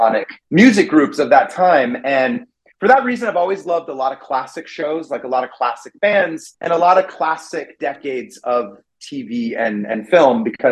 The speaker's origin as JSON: {"language": "English", "town": "Redding", "region": "California", "country": "United States", "tie": "born or raised there", "moved": "as an adult", "said": "I grew up in a really small town in Northern California. It's about 3 hours north of San Francisco. It's called Redding"}